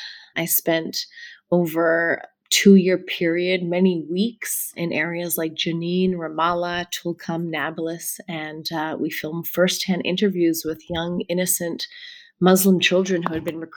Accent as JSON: {"language": "English", "town": "Toronto", "region": "Ontario", "country": "Canada", "said": "I'm Canadian. Why would I give that up?"}